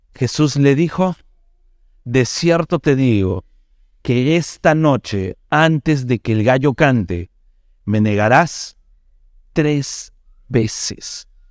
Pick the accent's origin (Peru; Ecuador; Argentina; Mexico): Peru; Como peruanos